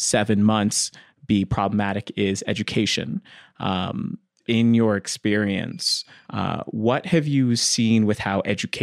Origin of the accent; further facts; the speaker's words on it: Edmonton, Alberta, Canada; I left Dickensfield when I was really young